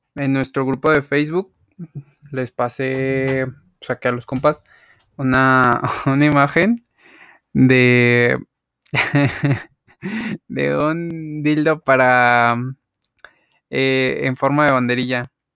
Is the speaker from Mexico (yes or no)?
yes; Mexico City, Mexico; Como mexicanos, chilangos que somos